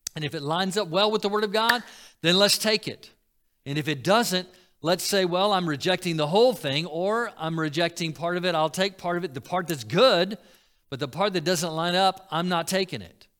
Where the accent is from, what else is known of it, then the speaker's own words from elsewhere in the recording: Florida, United States; Growing up in Florida